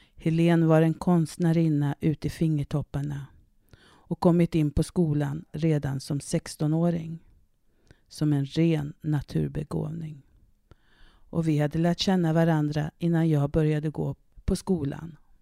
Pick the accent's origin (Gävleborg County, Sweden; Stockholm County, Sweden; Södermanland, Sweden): Södermanland, Sweden; also born or lived in Canada / Härnösand; ett internatboende på Kesäters folkhögskola i Södermanland där jag växte upp